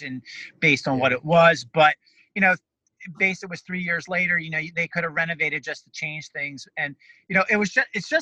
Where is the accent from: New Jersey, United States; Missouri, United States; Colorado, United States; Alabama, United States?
New Jersey, United States; Egg Harbor City; now in New York, United States; Egg Harbor, my hometown, Egg Harbor City, New Jersey